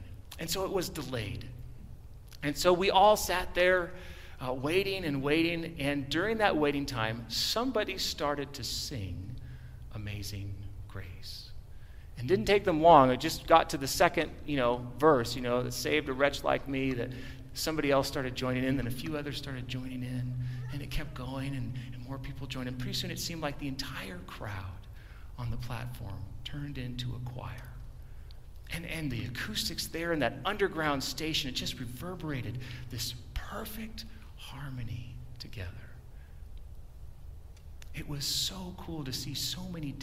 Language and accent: English; San Diego, California, United States; I was born in San Diego